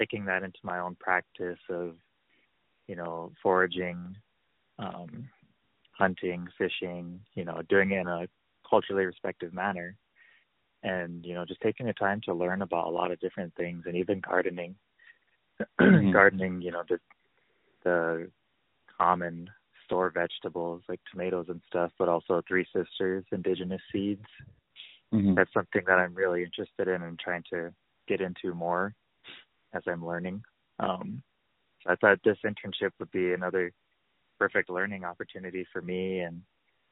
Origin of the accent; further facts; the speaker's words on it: Parmelee, South Dakota, United States; I'm from Parmalee